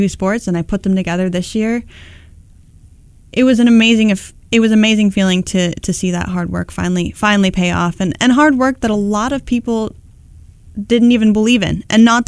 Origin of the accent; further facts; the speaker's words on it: Upper Valley, New Hampshire, United States; growing up in the Upper Valley